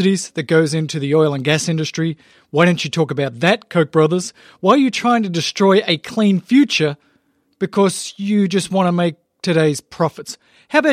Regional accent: Australia; now in United States; as an Australian, was just there visiting my people just a few months ago

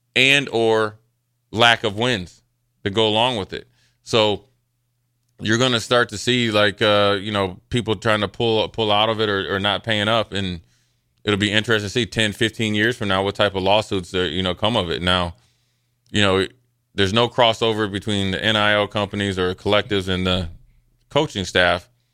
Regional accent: Nebraska, United States; I was from Nebraska

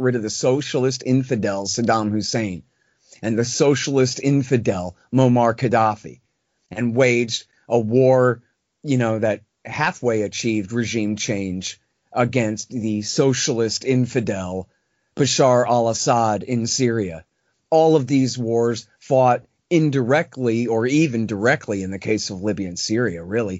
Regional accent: Texas, United States; I'm from Texas. I'm an American.

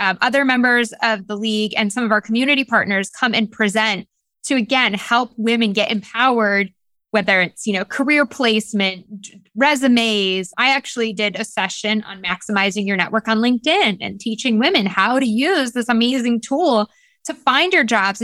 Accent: the North, Northern United States, United States; now in Greenville, United States; I'm a Northerner. I'm a Yankee here in the South.

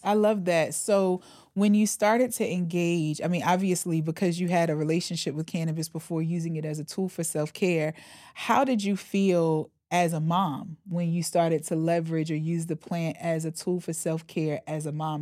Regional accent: the Bible Belt, United States; I come from the Bible Belt.

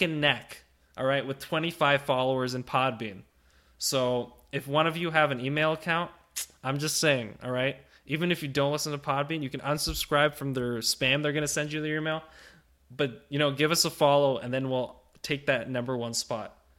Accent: Ottawa, Ontario, Canada; moved away as an adult; now in Niagara Falls, Canada; my home region, Ottawa

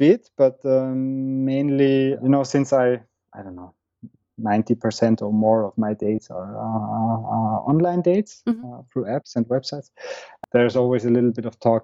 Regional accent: Vienna, Austria; moved away as an adult; I was born and raised in Vienna

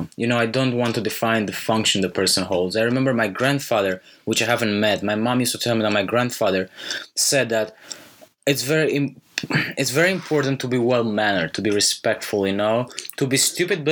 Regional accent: Romania; I grew up in Romania

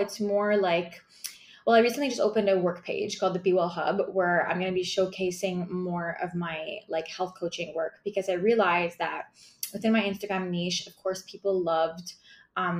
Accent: Montreal, Quebec, Canada; I'm from Montreal, Quebec, Canada

